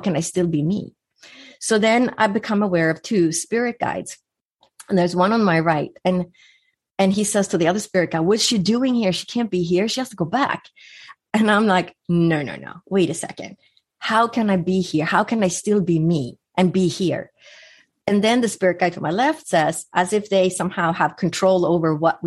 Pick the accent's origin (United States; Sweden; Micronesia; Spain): Sweden; moved away; growing up in Sweden, I would spend my summers on an island with no electricity or running water